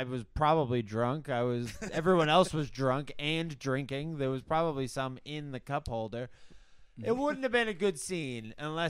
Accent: Quincy, Massachusetts, United States; I'm from Quincy.

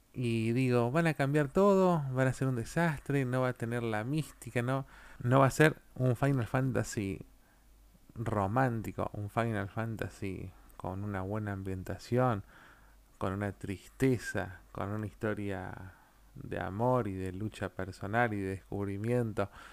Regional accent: Argentina; yo soy de Argentina

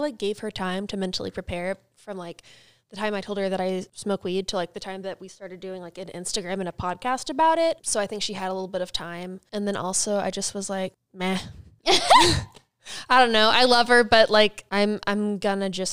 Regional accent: Oklahoma, United States; born or raised there

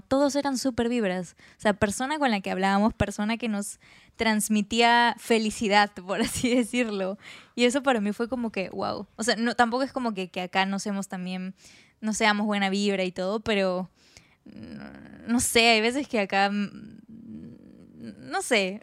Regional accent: Peru; soy de Perú

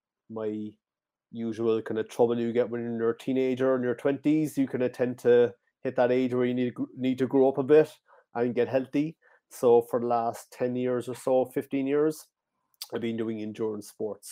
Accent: Cork Harbour, County Cork, Munster, Ireland; I'm from Ireland, the south of Ireland. It's called County Cork, right down in Cork Harbour

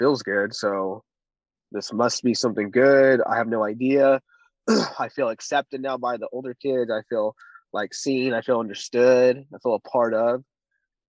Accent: Orange County, California, United States; I'm 29, born and raised

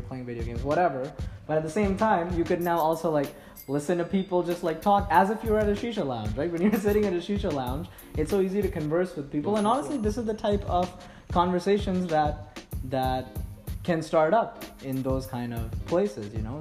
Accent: Mumbai, Maharashtra, India; now in Montreal, Canada; I'm originally from Mumbai in India

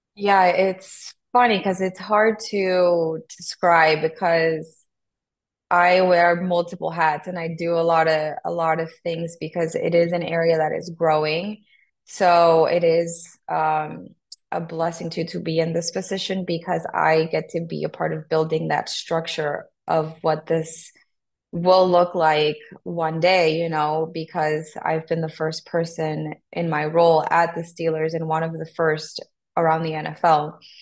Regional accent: Tegucigalpa, Francisco Morazán, Honduras; English is a second language; moved away as an adult; also born or lived in Texas; I was born in Tegucigalpa, that's the capital. Born and raised there until I was 18

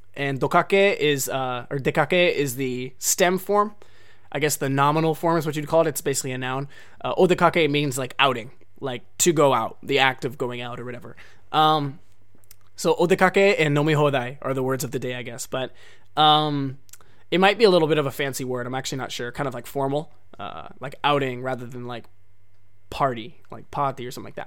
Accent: Oregon, United States; now in Japan; I'm from Oregon, so I'm used to cold weather

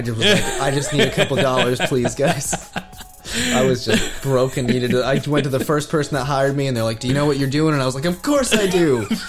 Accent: New England, United States; also born or lived in Virginia; growing up, especially in New England, where, you know, I'm right, I'm 20 minutes from Harvard and MIT.

